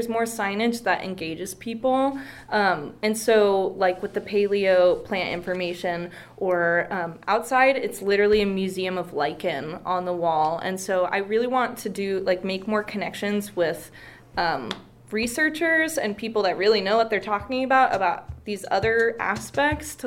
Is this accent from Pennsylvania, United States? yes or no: no; Bozeman, Montana, United States; moved away as an adult; now in Missoula, United States; I grew up in Bozeman my whole life